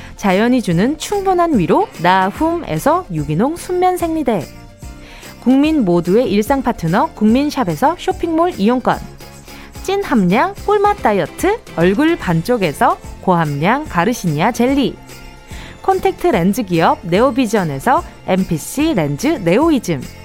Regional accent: Busan, South Korea; born or raised there

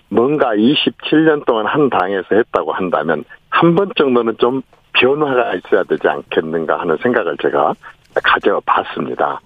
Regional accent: Honam, South Korea; 호남 출신인 제가

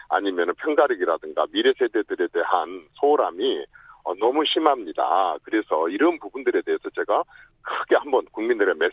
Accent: Jeolla, South Korea; 나도 호남 출신이지만

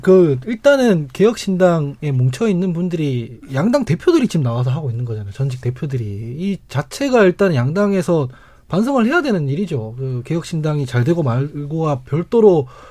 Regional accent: Daegu, South Korea; 제가 대구 출신이라서

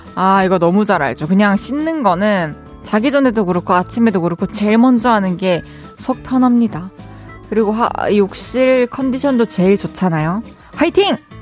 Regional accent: Changwon, South Gyeongsang, South Korea; 저희는 항상 마산에서는 마산 출신들은 다 공감하실 텐데 소풍을 무조건 무학산으로 가거든요

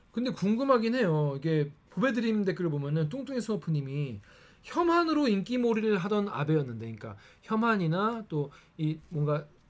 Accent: South Korea; 저는 한국 사람이니까

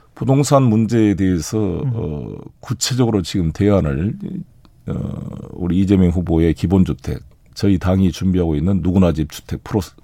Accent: South Jeolla, South Korea; 제 고향인 전남 공으로 갑니다.

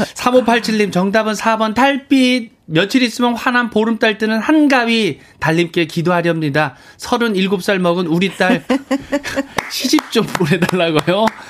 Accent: Hoengseong, Gangwon, South Korea; moved away; 강원도 횡성군 우천면 하대리 5호반에서 태어났거든요

